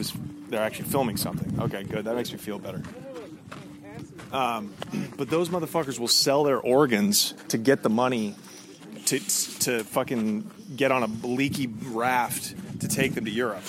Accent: Portland, Oregon, United States; moved away as an adult; now in California, United States; I grew up in Portland

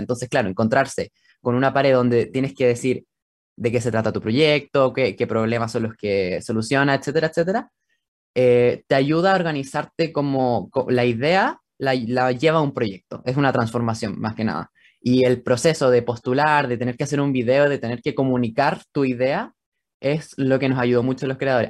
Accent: Santiago, Santiago Metropolitan Region, Chile; Soy de Santiago, de Chile

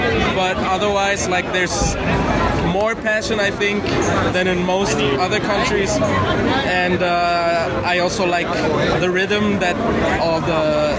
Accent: Germany; now in Medellin, Colorado, United States; I'm Colombian German.

